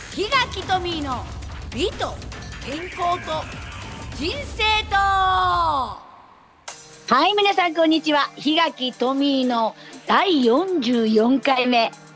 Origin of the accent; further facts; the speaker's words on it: Ehime, Japan; 愛媛地元にね今治っていうところに帰ってきたんです